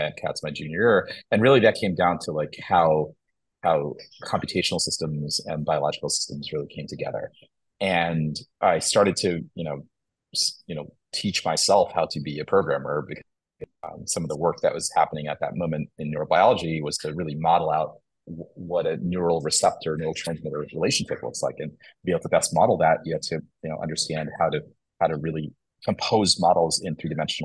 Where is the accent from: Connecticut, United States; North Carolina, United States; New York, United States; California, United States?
New York, United States; Long Island; also born or lived in Kerala, India / Poughkeepsie, New York; ended up settling on Long Island, which is where I pretty much grew up